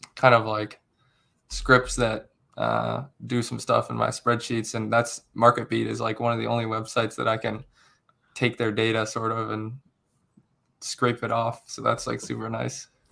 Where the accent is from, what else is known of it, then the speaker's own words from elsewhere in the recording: Akron, Ohio, United States; moved away as an adult; now in Cincinnati, United States; I'm originally from, uh, near Akron, Ohio. Um, right now I'm in Cincinnati